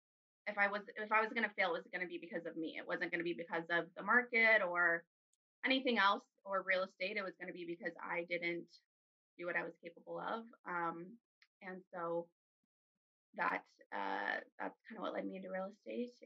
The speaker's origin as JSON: {"language": "English", "region": "Arizona", "country": "United States", "tie": "born or raised there", "said": "I'm from Arizona. I'm a native here."}